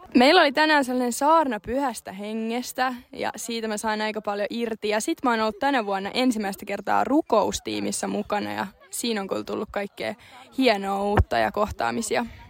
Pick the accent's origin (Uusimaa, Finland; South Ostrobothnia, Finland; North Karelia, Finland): South Ostrobothnia, Finland; Ilmajoki; Mä tuun Ilmajoelta